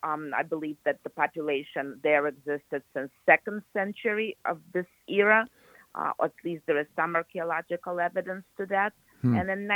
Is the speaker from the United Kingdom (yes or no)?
no; Ukraine; born there; English is a second language; I was born the year Gagarin went into space, so I'm kind of space age. I was born in the Soviet Union